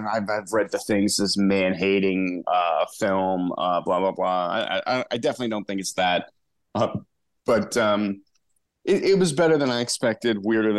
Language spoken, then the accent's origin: English; East Coast, United States; moved away as an adult; also born or lived in Connecticut; now in Texas, United States; growing up on the East Coast.